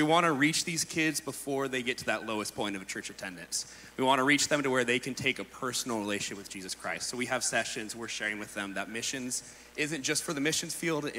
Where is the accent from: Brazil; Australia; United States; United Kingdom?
United States; Shelter Cove, California; now in Ensenada, Mexico